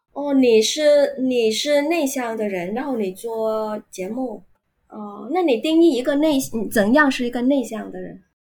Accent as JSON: {"language": "Chinese", "town": "Ho Chi Minh City", "country": "Vietnam", "second_language": "Chinese", "said": "我来自越南胡志明市，啊，现在我是一所大学的中文老师"}